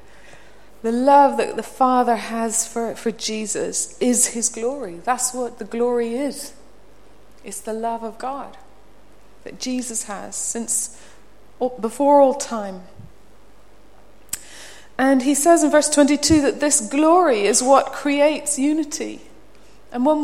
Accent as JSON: {"language": "English", "town": "Belfast", "region": "Northern Ireland", "country": "United Kingdom", "tie": "born or raised there", "moved": "yes", "said": "I come from Belfast, Northern Ireland, and there's a street called the Newton Ards Road. We lived up near the top of it, had to come down it to go to art college"}